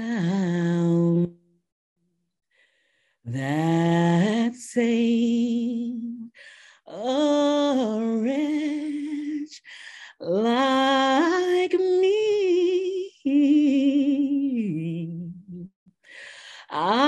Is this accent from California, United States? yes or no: no; Houston, Texas, United States; moved away as an adult; also born or lived in New York / San Diego; I grew up singing and performing around my hometown of Houston